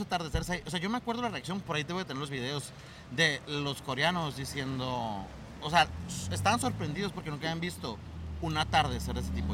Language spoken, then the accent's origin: Spanish; Nogales, Sonora, Mexico; moved away as an adult; now in Hermosillo, Mexico; yo soy de Sonora. Ahí viví pues hasta los 18 años